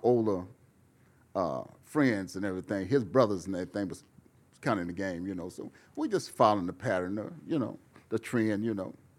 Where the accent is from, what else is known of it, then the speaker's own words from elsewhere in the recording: Fresno, California, United States; moved away as an adult; also born or lived in Oakland / Los Angeles; I was from Fresno, but I lived in Oakland and I lived in L A, Oakland